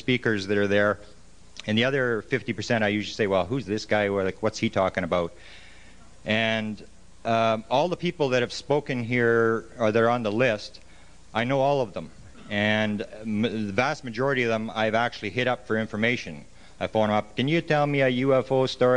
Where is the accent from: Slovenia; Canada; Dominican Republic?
Canada; I'm from Canada, eh